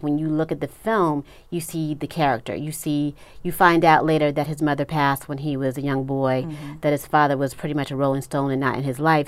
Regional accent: Los Angeles, California, United States; I'm originally from Los Angeles

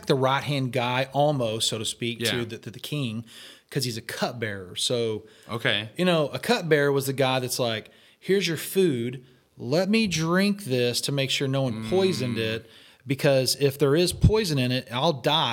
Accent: Texas, United States; now in Camano Island, United States; I'm from Texas

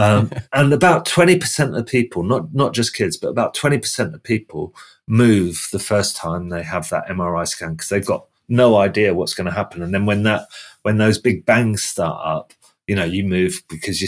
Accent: United Kingdom; I'm guessing your listeners have guessed that I'm from the UK just by my accent

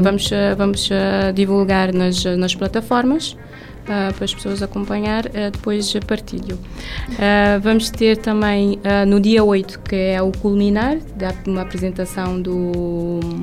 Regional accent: Mindelo, São Vicente, Cape Verde; moved away as an adult; also born or lived in Sal / Santo Antão; sou de São Vicente, nascida e criada

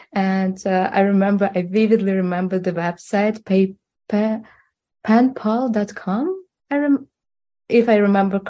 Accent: Russia; English is a second language; now in Netherlands; I live in the Netherlands, but originally I'm from Russia.

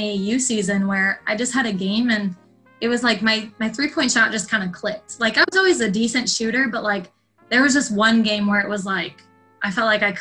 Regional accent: northwest suburbs of Chicago, Illinois, United States; growing up in Illinois with them, it was just basketball all the time

